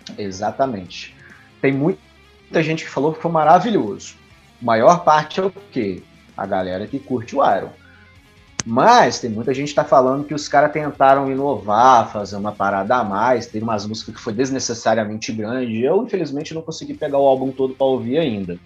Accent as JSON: {"language": "Portuguese", "region": "Minas Gerais", "country": "Brazil", "said": "eu sou mineiro"}